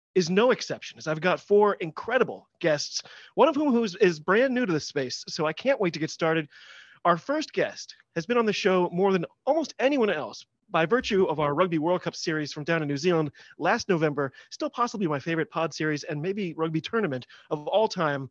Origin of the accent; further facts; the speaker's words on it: United States; I'm an American